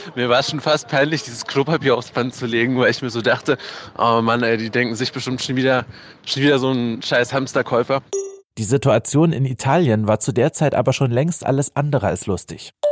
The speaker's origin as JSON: {"language": "German", "country": "Germany", "said": "bei uns in Deutschland"}